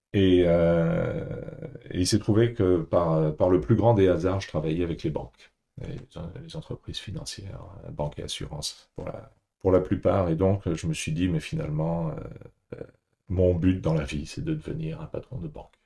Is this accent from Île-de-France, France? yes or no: yes; Paris, Île-de-France, France; moved away as an adult; also born or lived in Asia / Singapore; j'ai grandi à Paris